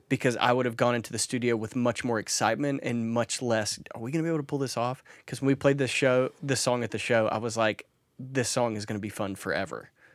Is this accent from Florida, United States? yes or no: no; Mississippi, United States; I'm from Mississippi